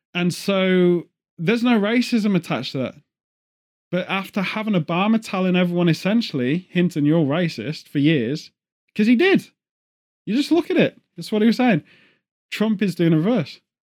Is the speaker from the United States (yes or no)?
no; England, United Kingdom; as an English person